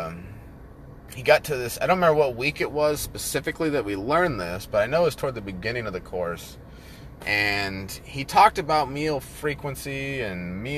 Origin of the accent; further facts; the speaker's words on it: Northern California, United States; moved away; We lived out in the foothills up in Northern Cali